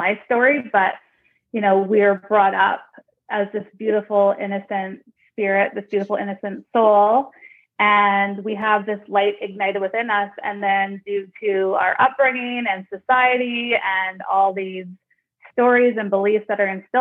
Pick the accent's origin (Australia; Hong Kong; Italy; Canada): Canada; Nanaimo, British Columbia; I'm from Vancouver Island, a small, well, not so small anymore, a town called Nanaimo in Canada.